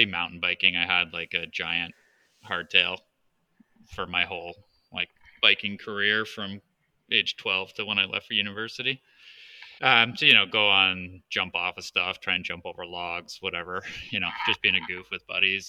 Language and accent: English; Southern Ontario, Canada; also born or lived in Toronto; I'm a native Southern Ontarian up here in Canada. I was born in Toronto and have lived within a few hours of Toronto my entire life.